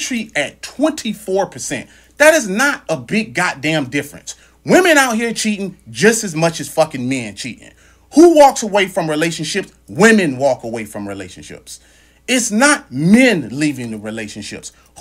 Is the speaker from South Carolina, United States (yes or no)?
no; Louisiana, United States; I grew up in Louisiana.